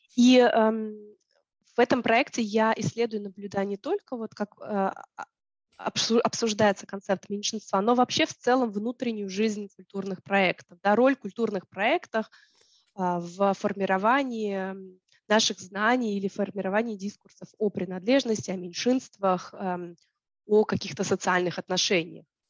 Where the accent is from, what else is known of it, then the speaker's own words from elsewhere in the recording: Tallinn, Harju County, Estonia; я ходила в школу, в русскоязычную школу в Таллине